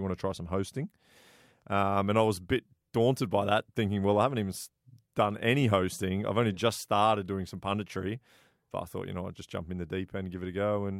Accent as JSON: {"language": "English", "town": "Blackburn", "region": "North West England", "country": "United Kingdom", "tie": "born there", "said": "Yeah, I was born in England. Yeah. So I'm a big Blackburn Rovers fan."}